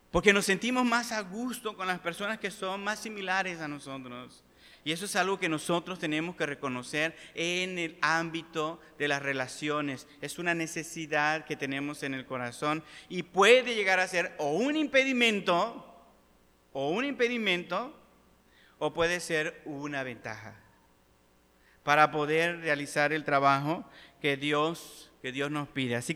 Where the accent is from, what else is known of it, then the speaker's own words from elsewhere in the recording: Mexico; hay una iglesia de puros mexicanos y yo soy mexicano